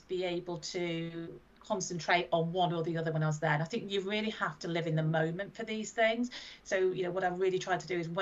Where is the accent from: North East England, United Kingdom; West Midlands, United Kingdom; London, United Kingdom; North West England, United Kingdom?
North West England, United Kingdom; Blackpool; my hometown is Blackpool